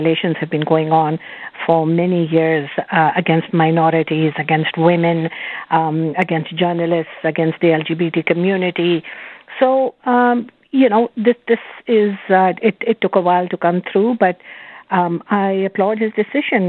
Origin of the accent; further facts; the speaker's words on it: Canada; as a Canadian